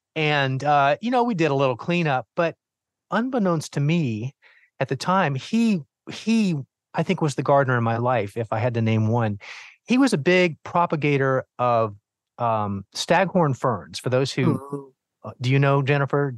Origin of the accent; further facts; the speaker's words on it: Miami, Florida, United States; as the youngest of four boys growing up in Miami, Florida